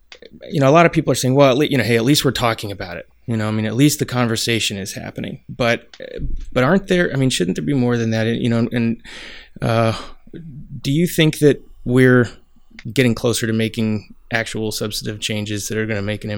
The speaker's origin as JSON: {"language": "English", "town": "Portland", "region": "Oregon", "country": "United States", "tie": "born or raised there", "said": "I'm from Portland, Oregon, and rode my bike as a kid all over Reed College campus."}